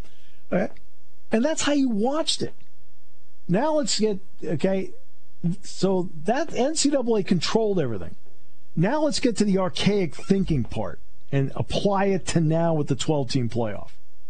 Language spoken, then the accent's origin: English; New England, United States; My brother and I grew up in New England, and so we didn't get TV quarterbacks in New England.